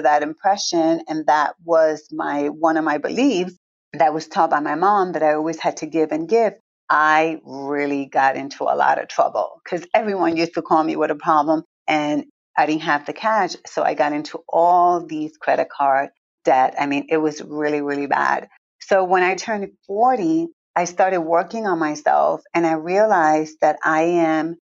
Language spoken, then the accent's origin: English; Villalba, Puerto Rico; also born or lived in Newark, New Jersey; I was born in Newark, New Jersey, grew up in Puerto Rico, and I'm really from the country, from a little town called Villalba.